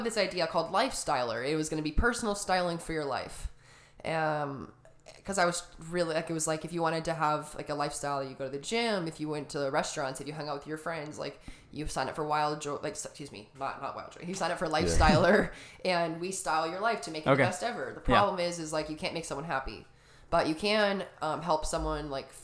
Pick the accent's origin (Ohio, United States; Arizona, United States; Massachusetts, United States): Arizona, United States; Tucson; I'm from Tucson, Arizona. So about a couple hours south of here, born and raised